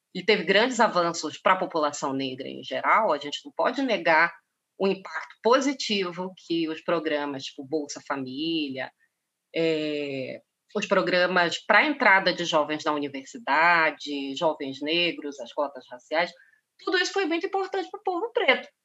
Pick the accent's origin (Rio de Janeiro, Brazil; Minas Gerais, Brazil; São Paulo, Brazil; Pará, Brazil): Pará, Brazil; Eu sou paraense